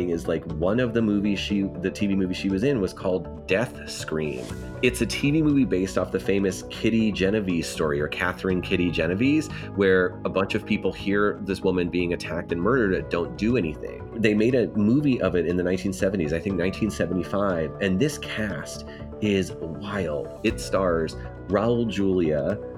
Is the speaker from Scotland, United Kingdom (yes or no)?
yes; Scotland, United Kingdom; I'm Scottish.